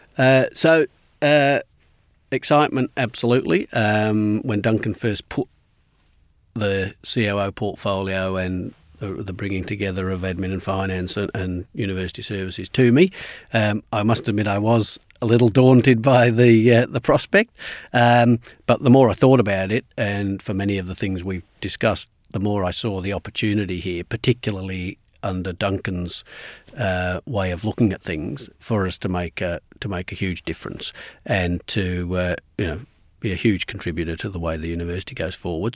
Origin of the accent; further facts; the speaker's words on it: England, United Kingdom; moved away as an adult; also born or lived in Glasgow, Scotland; now in Melbourne, Australia; my parents moved to England when I was six, and so I was brought up at school uh, in England